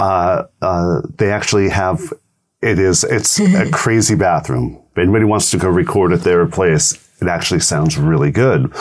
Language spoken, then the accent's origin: English; Thousand Oaks, California, United States; I said Thousand Oaks